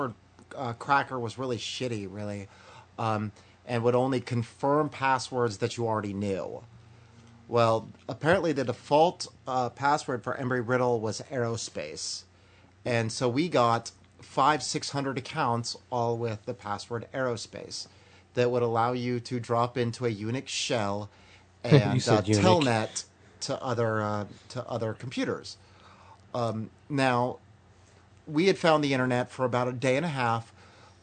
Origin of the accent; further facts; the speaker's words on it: California, United States; I'm from California